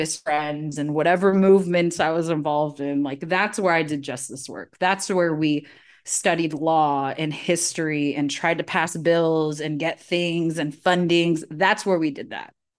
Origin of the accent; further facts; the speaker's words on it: California, United States; I grew up Filipino in California